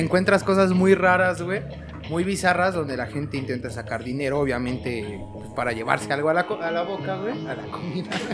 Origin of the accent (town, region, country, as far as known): Mexico